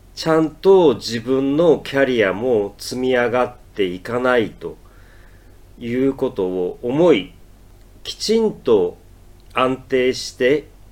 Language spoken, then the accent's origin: Japanese; Matsuyama, Ehime, Japan; moved away as an adult; also born or lived in Tokyo; 僕は愛媛県松山市の出身で18歳で大学に入るために東京に出てきました。